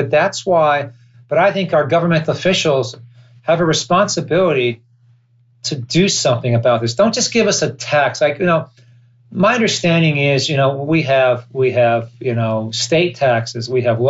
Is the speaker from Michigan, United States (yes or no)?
no; California, United States; I'm a Californian and I'm an American.